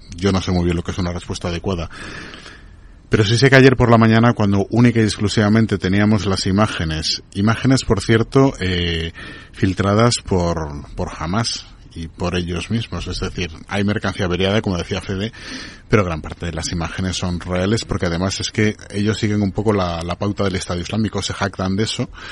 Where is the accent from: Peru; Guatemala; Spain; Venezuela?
Venezuela; yo como venezolano